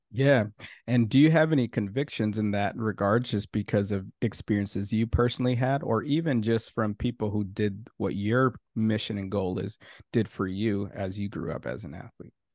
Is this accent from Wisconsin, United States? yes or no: no; Minnesota, United States; also born or lived in Haiti; I'm from Haiti originally, but grew up in Minnesota